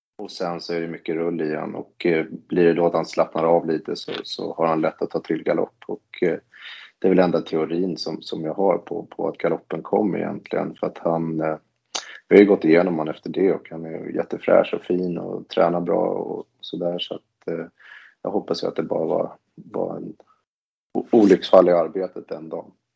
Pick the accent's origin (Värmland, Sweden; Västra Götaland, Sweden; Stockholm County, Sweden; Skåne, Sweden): Stockholm County, Sweden; Stockholm; moved away; jag kommer från Stockholm från början